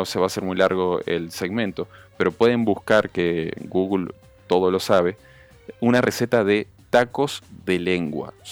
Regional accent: Uruguay; moved away as an adult; now in Dominican Republic; Después de 17 años soy más criollo dominicano que...

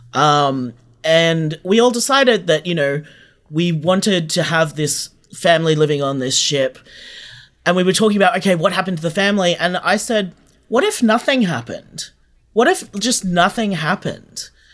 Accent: Australia; we're all Australian writers

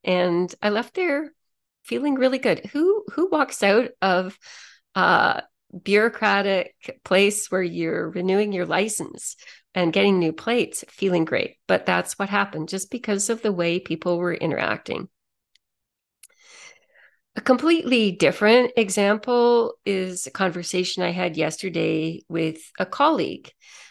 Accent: Toronto, Ontario, Canada; moved away as an adult; I came from Toronto a few years ago, I still have a lot of friends back there.

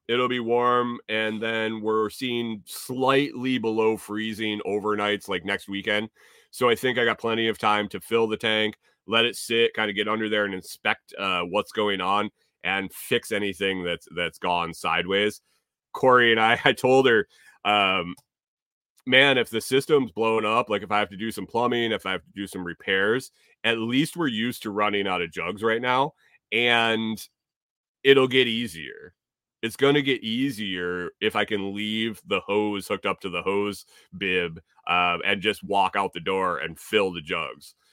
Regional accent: Minnesota, United States; now in Tennessee, United States; I'm from Minnesota

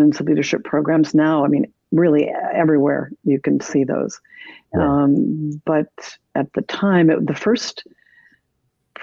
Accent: Canada; moved away as an adult; now in United States; I am Canadian

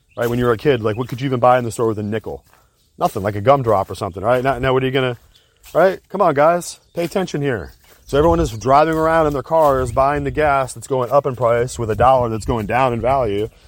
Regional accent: United States

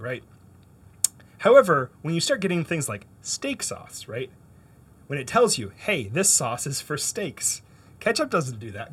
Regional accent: Canada; now in United States; I grew up in Canada

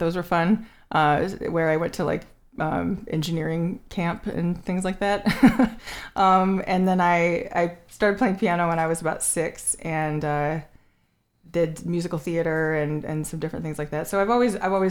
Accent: Chelsea, Michigan, United States; now in Ann Arbor, United States; I grew up in Chelsea

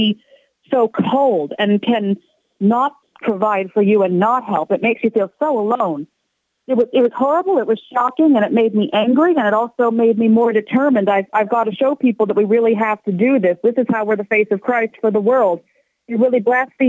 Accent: Columbus, Ohio, United States; I grew up in Columbus, raised Catholic.

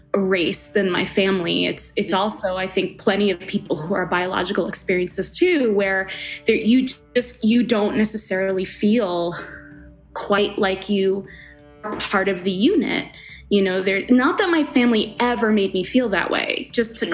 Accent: Long Island, New York, United States; also born or lived in Colombia; now in Denver, United States; I was born in Colombia and adopted to a Caucasian family. Uh, and I grew up in Long Island

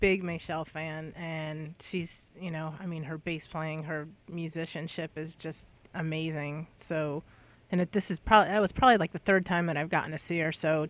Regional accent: Ansonia, Connecticut, United States; also born or lived in Plainville, Connecticut / Bristol, Connecticut / New Britain, Connecticut; I'm originally from Aunt Sonia.

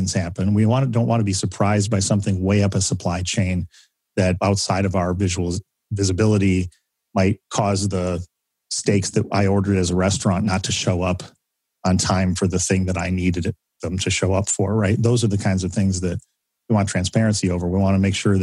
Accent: Michigan, United States; I'm from Michigan.

